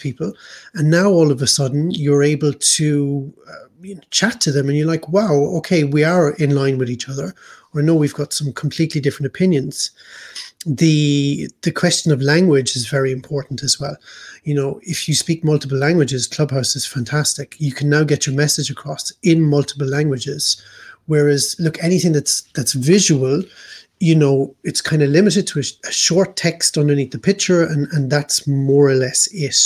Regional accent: Ireland; moved away as an adult; now in Hamburg, Germany; we as Irish

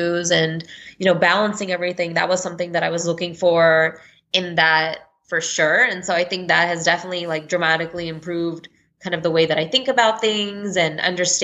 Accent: Texas, United States; I'm from Texas

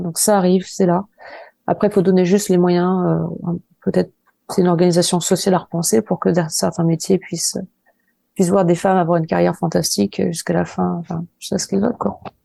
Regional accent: Angers, Pays de la Loire, France; je suis d'Angers, j'ai grandi à Angers, dans la banlieue angevine

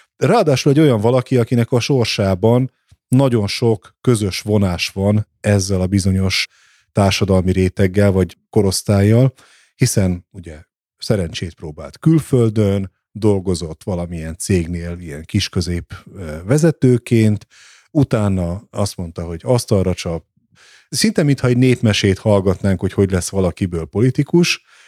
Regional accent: Nyíregyháza, Szabolcs-Szatmár-Bereg, Hungary; moved away; also born or lived in Budapest; én Nyíregyházán születtem

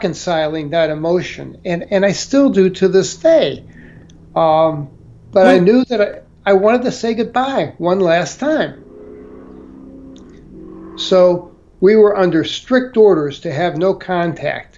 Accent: St. Louis, Missouri, United States; moved away; I was from St. Louis

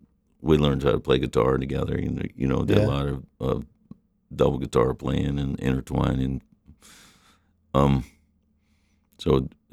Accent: Ithaca, New York, United States; born there; and I was born in Ithaca

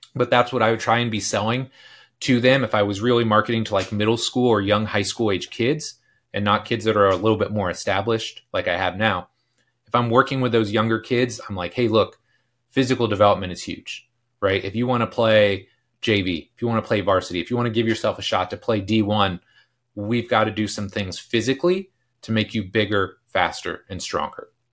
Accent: Delaware County, Indiana, United States; I grew up in Delaware County, which is about an hour north of here

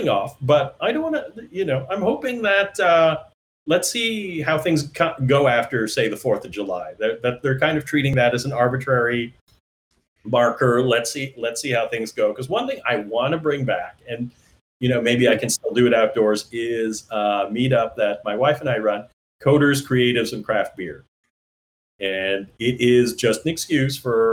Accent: Canada; moved away; also born or lived in Toronto; I'm a Canadian

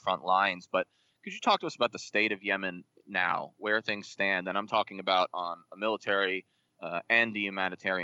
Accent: United States; as an American

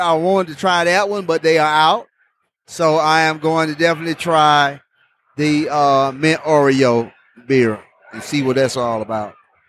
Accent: Orlando, Florida, United States; We're from the Orlando area.

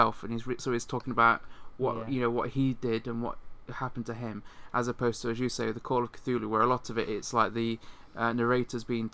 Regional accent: United Kingdom; most of us in the UK, which is where we're from

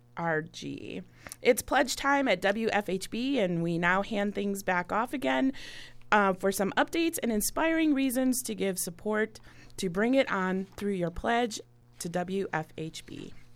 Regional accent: Milwaukee, Wisconsin, United States; now in Bloomington, United States; my hometown in Milwaukee

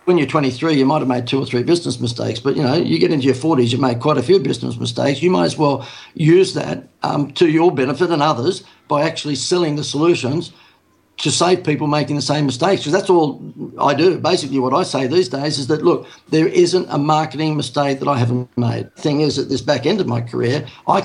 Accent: Sydney, New South Wales, Australia; moved away as an adult; now in Gold Coast, Australia; I live on the Gold Coast. I'm a Sydney person, so I'm born and bred in Sydney

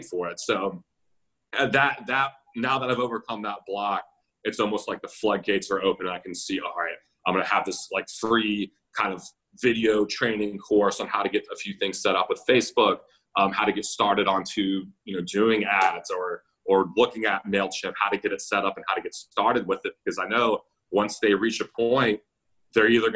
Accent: Roswell, Georgia, United States; now in Richmond, United States; I grew up in Roswell, Georgia, suburb of Atlanta

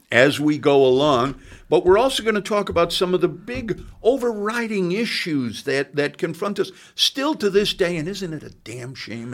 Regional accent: Chicago, Illinois, United States; moved away as an adult; now in Bloomington, United States; I come from Chicago.

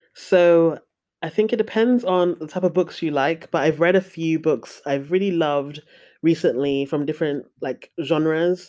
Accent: Nigeria; as a Nigerian person

